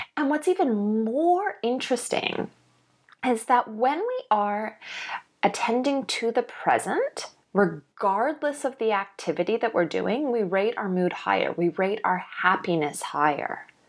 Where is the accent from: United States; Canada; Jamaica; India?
Canada; now in Australia; I'm living in Australia now. I grew up in Canada.